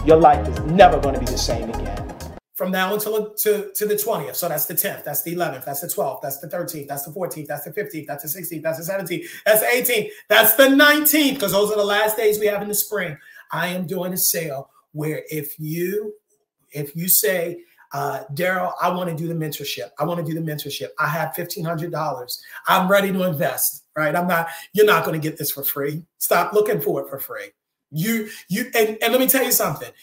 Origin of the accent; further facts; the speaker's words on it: Maryland, United States; I'm from Maryland